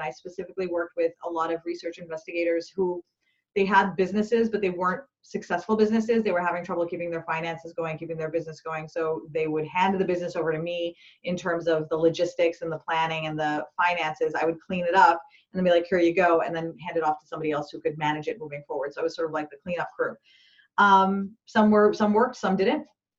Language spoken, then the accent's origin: English; Pakistan; when I was a kid, I grew up in Pakistan, and we had, forced lockdowns pretty much, you know, very regularly.